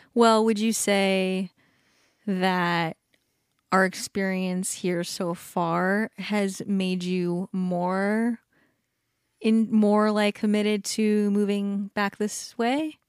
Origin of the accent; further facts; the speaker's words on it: Southern California, United States; also born or lived in Hawaii / Washington / San Diego; by the time my sister was born, when I was, like, three, we were in Southern California, like, three hours away from everyone